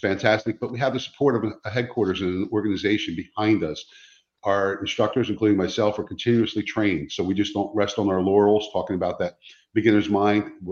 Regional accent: New Jersey, United States; moved away as an adult; now in Fort Myers, United States; I'm not from this area. I grew up in New Jersey. We moved here 5 years ago

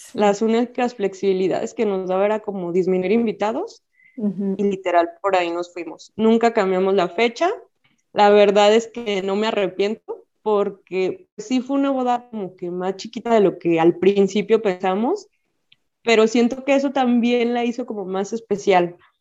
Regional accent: Guadalajara, Jalisco, Mexico; soy médico especialista y soy de Guadalajara

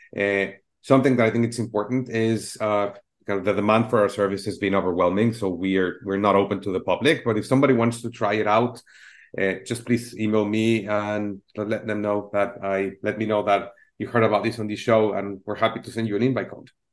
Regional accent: Mexico City, Mexico; now in United States; I'm originally from Mexico City

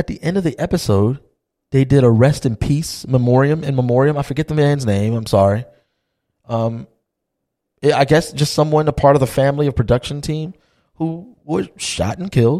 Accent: United States; I'm an American.

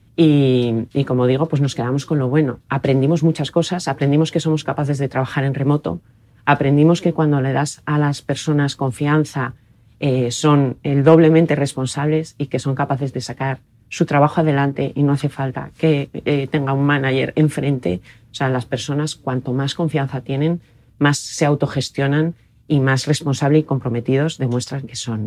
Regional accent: Oviedo, Asturias, Spain; also born or lived in Brussels, Belgium; yo soy de Oviedo, estudié en el Colegio de los Jesuitas aquí en, Oviedo

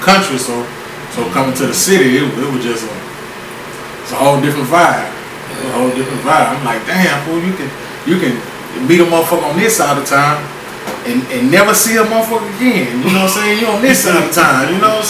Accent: Spring Hill, Louisiana, United States; Not from Lafayette, not from Lake Charles, I'm from Spring Hill, Louisiana, man. Cass City, be exact. Born and raised, man.

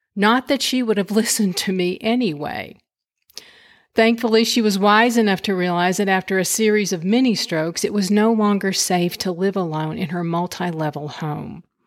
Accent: Lubbock, Texas, United States; moved away; also born or lived in Houston, Texas; residing in my hometown of Lubbock, Texas

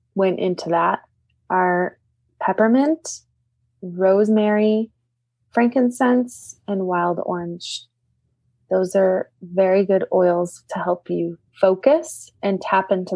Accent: New York, United States; moved away as an adult; New York.

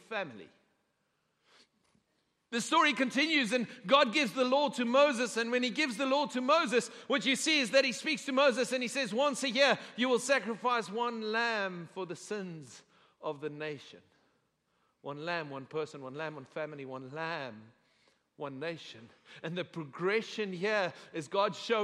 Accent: South Africa; now in Texas, United States; I'm a South African by birth, and South African culture is very communal, okay? So it's an adjustment for me living in Texas

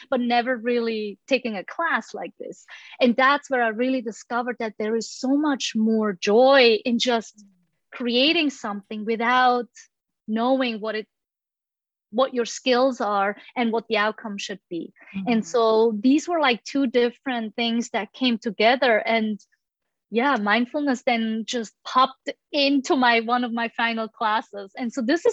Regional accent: Switzerland; now in United States; I'm originally from Switzerland.

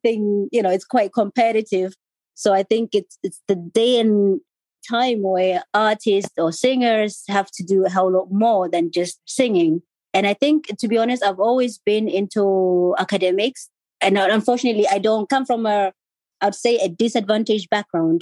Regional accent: Botswana; moved away as an adult; also born or lived in Zimbabwe; now in United Kingdom; growing up in Botswana, for me, it was just quite a privilege.

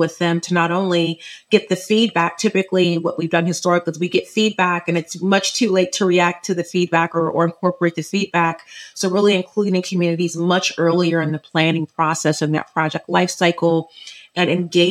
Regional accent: Orange County, Southern California, United States; I'm from Southern California, grew up in Orange County

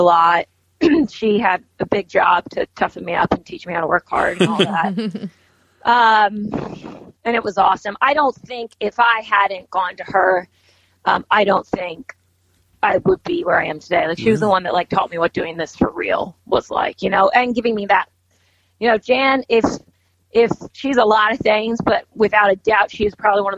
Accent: Poolesville, Maryland, United States; I grew up in Poolesville, Maryland

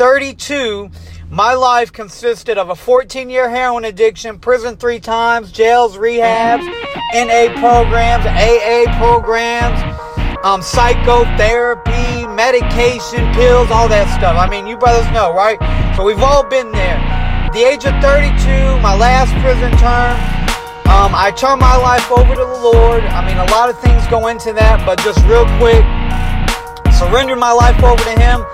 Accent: Detroit, Michigan, United States; also born or lived in Springfield, Ohio; I was born in Springfield, Ohio. I was raised in Detroit, Michigan

